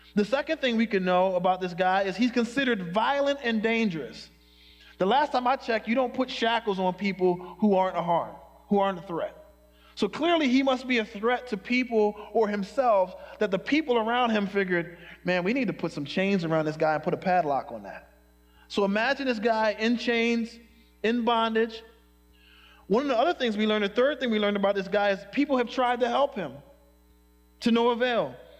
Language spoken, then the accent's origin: English; Philadelphia, Pennsylvania, United States; now in Chicago, United States; I was born in Chicago, but I grew up in Philadelphia, in North Philadelphia